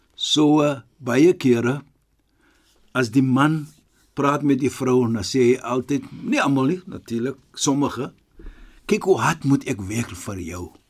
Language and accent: Afrikaans; Western Cape, South Africa; Ons is van die Kaap